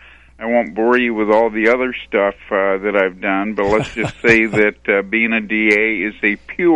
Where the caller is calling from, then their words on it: Southern California, United States; also born or lived in Riverside County, California; Calling from Southern California, South Orange County, California.